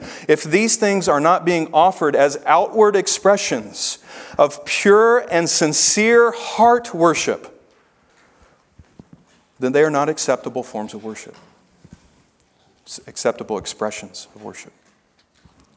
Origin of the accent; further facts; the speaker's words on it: the South, United States; now in Minnesota, United States; I'm a Southerner